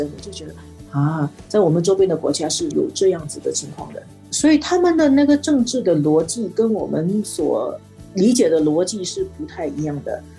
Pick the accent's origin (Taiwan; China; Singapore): Singapore; 我作为一个新加坡人啊